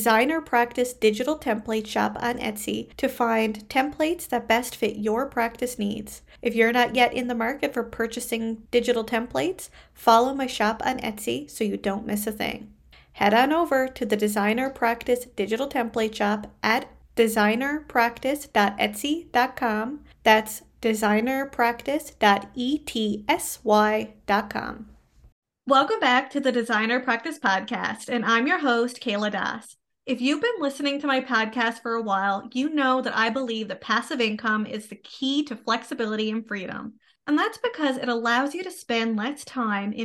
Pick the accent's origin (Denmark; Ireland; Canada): Canada